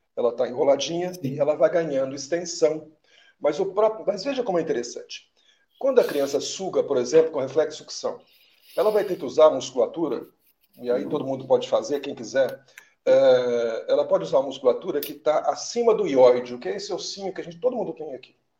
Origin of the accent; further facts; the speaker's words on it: Minas Gerais, Brazil; eu da sou mineiro